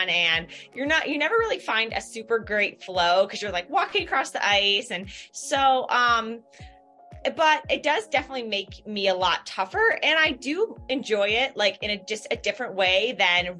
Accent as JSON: {"language": "English", "town": "Ithaca", "region": "New York", "country": "United States", "tie": "born or raised there", "moved": "as an adult", "lives_now": "Boulder, United States", "said": "I grew up like outside of Ithaca and then went to college there for a year"}